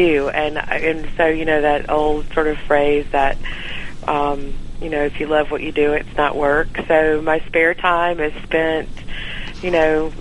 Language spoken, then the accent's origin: English; Evans, Georgia, United States; So I am a Georgia native. My family lives in around the Augusta area in a little town outside of it